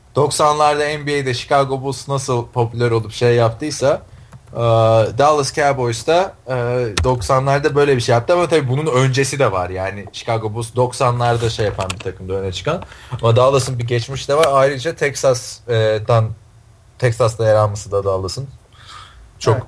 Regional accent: Istanbul, Turkey; now in United States; İstanbul, Türkiye.

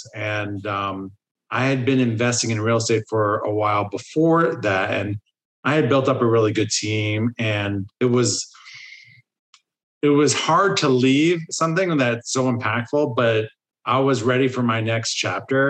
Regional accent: New Jersey, United States; moved away as an adult; also born or lived in Boston; now in Los Angeles, United States; I grew up in New Jersey.

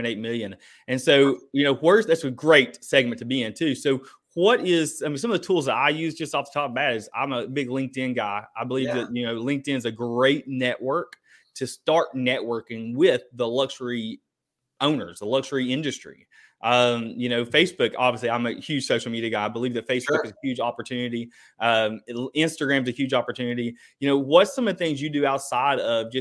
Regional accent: Eastern Kentucky, United States; I grew up in Eastern Kentucky

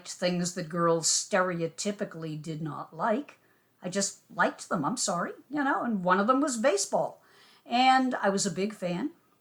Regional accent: Boston, Massachusetts, United States; moved away as an adult; also born or lived in Cleveland / New York / Washington, D.C.; I was away from Boston for, oh my God, 10, 12 years doing broadcasting out of state

